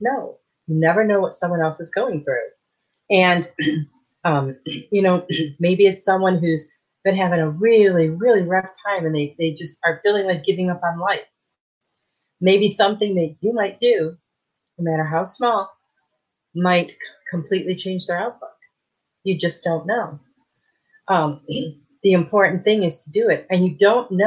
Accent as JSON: {"language": "English", "region": "Michigan", "country": "United States", "tie": "born or raised there", "moved": "yes", "lives_now": "Texas, United States", "said": "I moved here from Michigan, where I grew up in Michigan"}